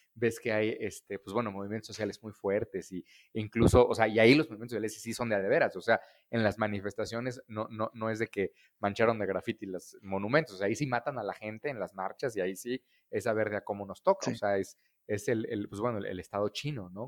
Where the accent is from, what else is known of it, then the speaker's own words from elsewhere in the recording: Querétaro, Mexico; moved away; also born or lived in Mexico City; yo soy queretano, nací en una familia este, de financieros queretanos muy tradicionales